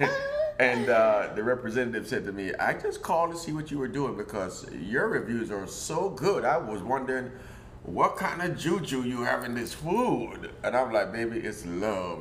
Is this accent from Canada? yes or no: no; Jamaica; also born or lived in Germany; now in Portland, United States; growing up in Jamaica